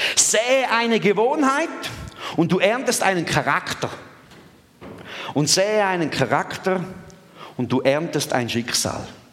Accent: Thurgau, Switzerland; ich bin im Durgau aufgewachsen und in, in Mostindien

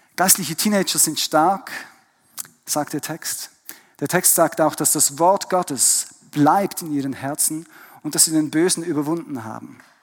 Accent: Switzerland; born or raised there; also born or lived in Germany / Vienna, Austria

